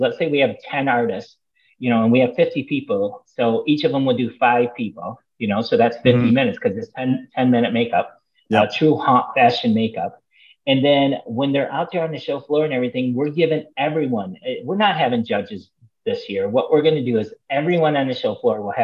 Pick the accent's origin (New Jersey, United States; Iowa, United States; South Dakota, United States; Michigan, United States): Michigan, United States; now in Florida, United States; I'm from Michigan.